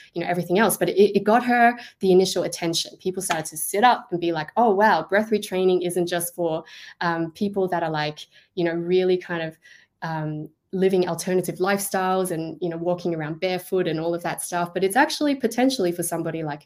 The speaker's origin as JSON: {"language": "English", "country": "Australia", "said": "I am Australian"}